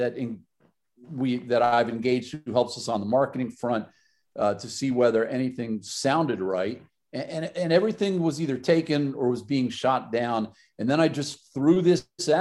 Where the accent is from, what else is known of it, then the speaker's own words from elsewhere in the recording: New York area, United States; we're Yankees. We're, you know, we're all from the New York area